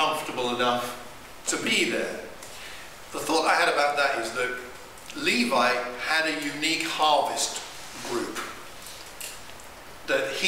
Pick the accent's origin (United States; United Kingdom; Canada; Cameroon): United Kingdom; I'm too British